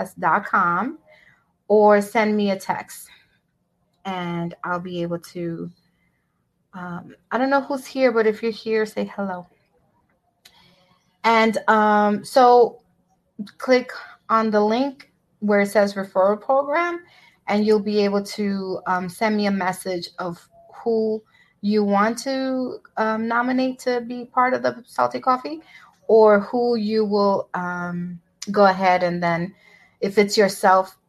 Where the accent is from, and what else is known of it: New York City, New York, United States; born or raised there; also born or lived in Brooklyn / Bronx